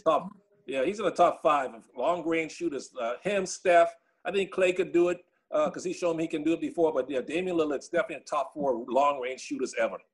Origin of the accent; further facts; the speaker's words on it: Bahamas; moved away; I grew up in the Bahamas